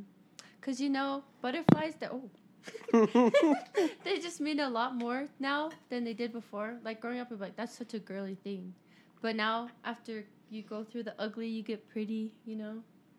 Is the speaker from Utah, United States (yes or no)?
yes; West Valley City, Utah, United States; West Valley. Born and raised.